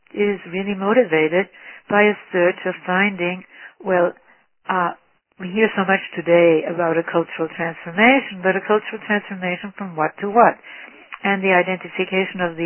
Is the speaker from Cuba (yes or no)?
yes; Havana, Cuba; moved away; also born or lived in Vienna, Austria; I grew up in the industrial slums of Havana